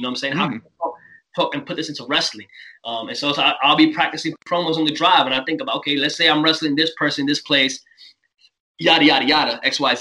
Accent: New York City, New York, United States; growing up in New York City

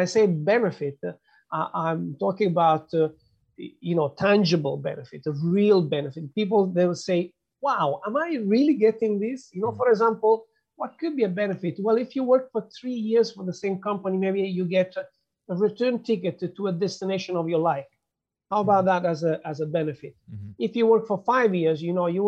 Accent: Italy; moved away; I'm from Italy

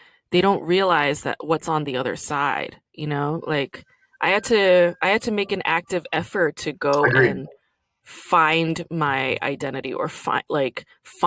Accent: New York City, New York, United States; also born or lived in South Korea / Los Angeles, United States; when we moved to Brooklyn when I was like in kindergarten

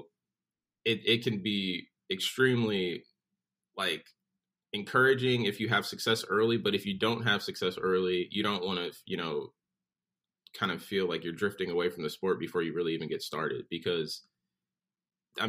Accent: Southfield, Michigan, United States; moved away as an adult; also born or lived in North Carolina; now in Florida, United States; I'm originally from Southfield, Michigan. I grew up a couple miles north of 8

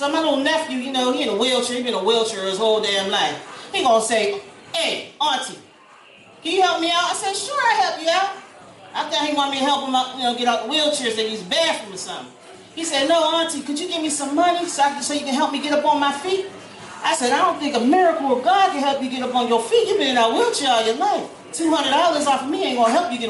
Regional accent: Pennsylvania, United States; now in Atlanta, United States; I come from up north. I'm from Pennsylvania

